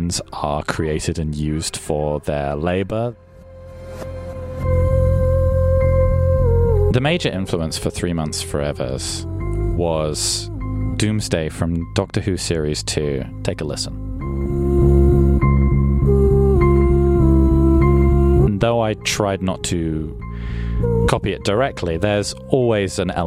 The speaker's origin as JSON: {"language": "English", "region": "England", "country": "United Kingdom", "said": "I'm from England"}